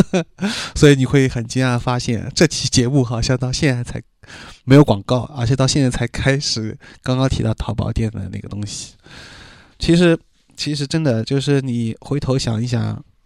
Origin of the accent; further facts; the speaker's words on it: Shanghai, China; accent: Shanghainese; 我当时在里面说上海话又显得很尴尬